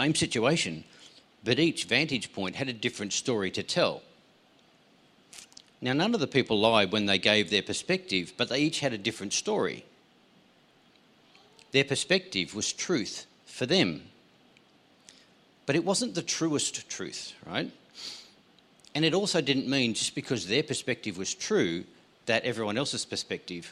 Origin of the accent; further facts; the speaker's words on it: Tasmania, Australia; I grew up in Tasmania.